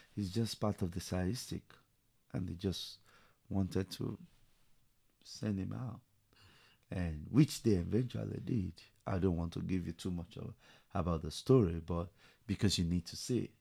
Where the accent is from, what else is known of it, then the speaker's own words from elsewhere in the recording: Nigeria; moved away as an adult; also born or lived in London, United Kingdom; now in Tulsa, United States; I was born in Nigeria, so I grew up there